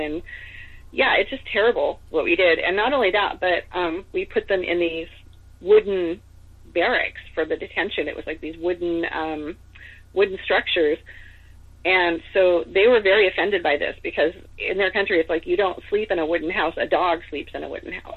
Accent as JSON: {"language": "English", "region": "California", "country": "United States", "tie": "born or raised there", "also_born_or_lived": "Seattle, Washington", "said": "I was born in California, but my mom moved to Seattle for a while"}